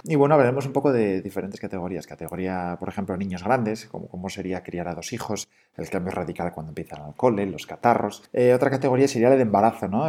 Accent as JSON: {"language": "Spanish", "region": "Asturias", "country": "Spain", "moved": "as an adult", "said": "somos asturianos"}